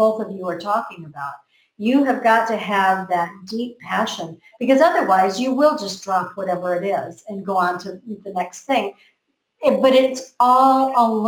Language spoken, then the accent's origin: English; United States; I grew up in America